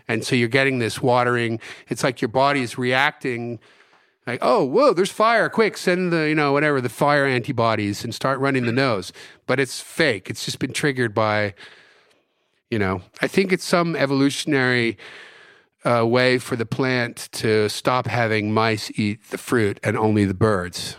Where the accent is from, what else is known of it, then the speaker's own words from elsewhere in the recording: New Jersey, United States; moved away as an adult; also born or lived in Houston, Texas / San Francisco; my parents moved to the States when I was four years old, and I grew up in New Jersey.